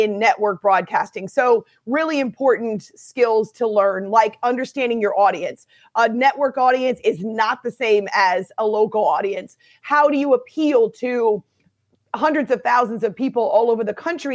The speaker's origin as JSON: {"language": "English", "region": "New Hampshire", "country": "United States", "tie": "born or raised there", "said": "I was growing up in New Hampshire, and we did not have cable TV where we lived because we were out in the boonies"}